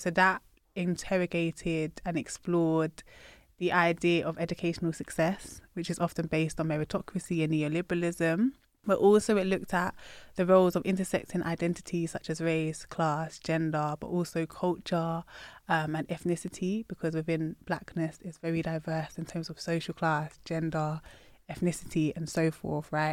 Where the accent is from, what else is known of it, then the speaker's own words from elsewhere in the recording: United Kingdom; I'm proud of my Britishness